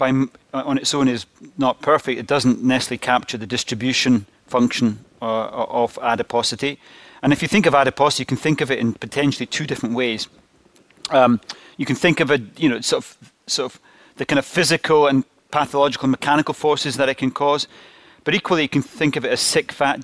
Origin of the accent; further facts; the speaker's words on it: Glasgow, Scotland, United Kingdom; accent: Scottish; I'm from Glasgow and you have to tune into the Scottish accent a little bit